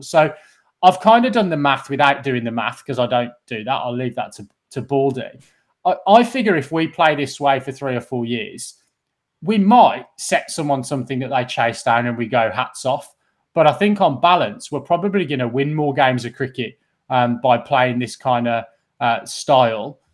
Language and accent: English; England, United Kingdom; as an English cricket fan growing up through the nineties